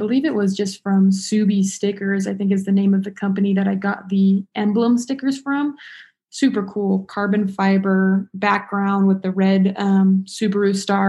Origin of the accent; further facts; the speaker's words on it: Las Vegas, Nevada, United States; now in Reno, United States; I'm originally from Vegas, and I decided to move up to Reno because it's a little hot in Vegas, so I needed some cool air.